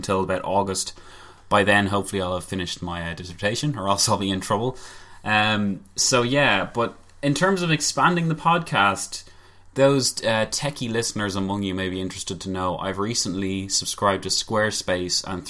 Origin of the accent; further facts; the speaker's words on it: Ireland; we are Irish